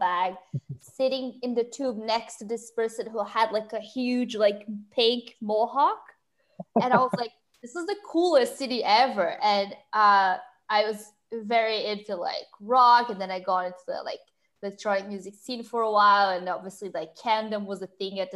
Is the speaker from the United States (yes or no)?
no; Brazil; English is a second language; moved away as an adult; now in London, United Kingdom; I'm originally from Brazil. I moved to London in 2014